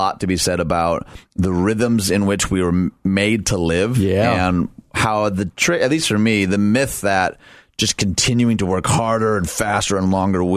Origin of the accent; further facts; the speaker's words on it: Detroit, Michigan, United States; Detroit, my hometown